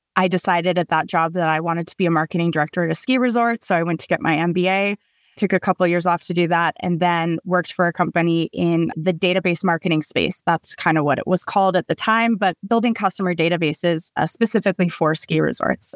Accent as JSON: {"language": "English", "region": "Colorado", "country": "United States", "tie": "born or raised there", "said": "I grew up in Colorado"}